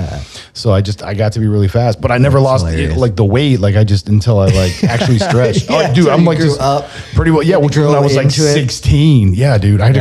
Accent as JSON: {"language": "English", "area": "outside of Los Angeles", "region": "California", "country": "United States", "tie": "born or raised there", "also_born_or_lived": "Spain", "said": "I was born in Spain and raised outside of Los Angeles in a Mexican barrio"}